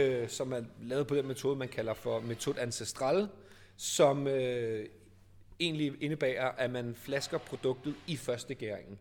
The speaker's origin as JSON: {"language": "Danish", "town": "Copenhagen", "region": "Capital Region of Denmark", "country": "Denmark", "tie": "born or raised there", "said": "Og vi er baseret i København, og er født og opvokset i København"}